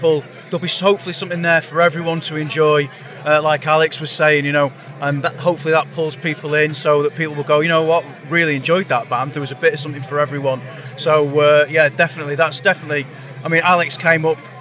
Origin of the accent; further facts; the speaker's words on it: Lancashire, North West England, United Kingdom; all of us are from Lancashire